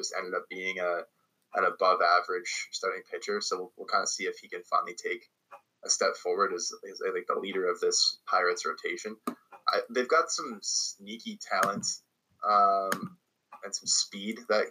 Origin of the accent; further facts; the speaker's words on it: Canada; as a Canadian